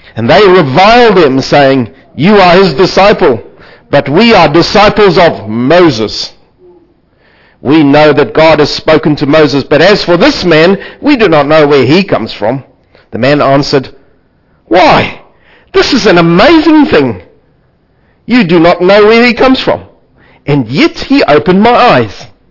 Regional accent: South Africa; I come from South Africa

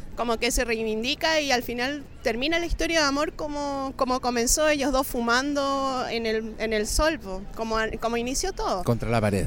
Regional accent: Argentina; now in Chile; soy, argentina, pero ven, estoy viviendo acá

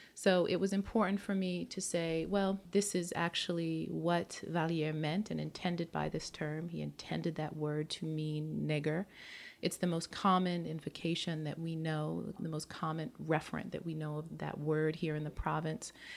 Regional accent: United States; moved away as an adult; now in Montreal, Canada; As an American

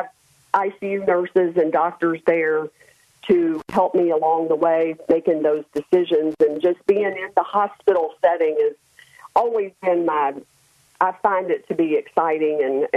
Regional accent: Memphis, Tennessee, United States; moved away as an adult; I grew up in Memphis, Tennessee

